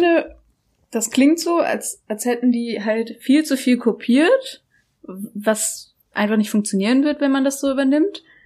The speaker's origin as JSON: {"language": "German", "area": "Black Forest", "region": "Baden-Württemberg", "country": "Germany", "said": "bei uns im Schwarzwald"}